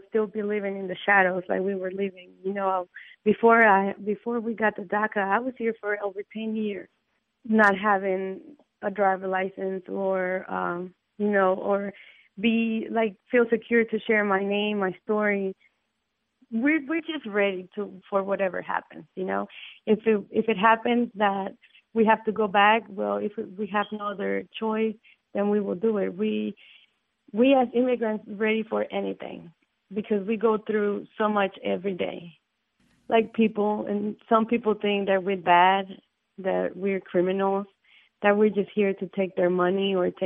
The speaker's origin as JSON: {"language": "English", "region": "Mississippi", "country": "United States", "tie": "born or raised there", "also_born_or_lived": "Mexico City, Mexico", "said": "I've been here so long that I see Mississippi as my hometown"}